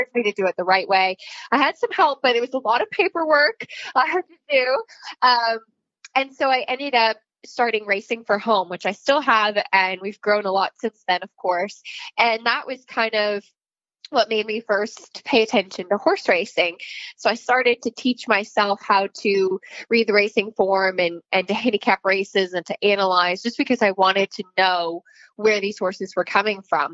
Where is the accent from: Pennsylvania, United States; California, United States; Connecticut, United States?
Connecticut, United States; I grew up in Connecticut.